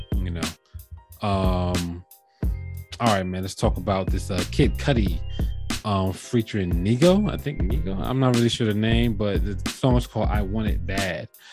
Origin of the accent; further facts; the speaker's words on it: New Jersey, United States; being from Jersey